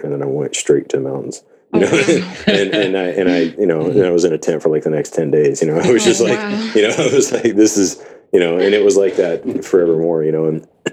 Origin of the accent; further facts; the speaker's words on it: Gulf Coast, United States; also born or lived in Houston; now in Tacoma, United States; I grew up in the Gulf Coast, and it's flat and ridiculously hot